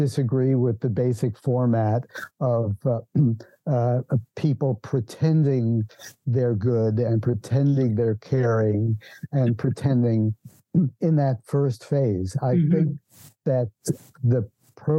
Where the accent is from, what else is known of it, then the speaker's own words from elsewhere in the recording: New York City, New York, United States; moved away; I was born in New York City.